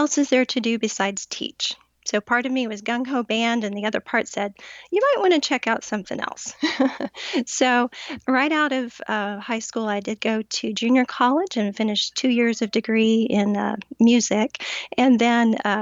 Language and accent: English; Pensacola, Florida, United States; now in St. Petersburg, United States; born and raised in Florida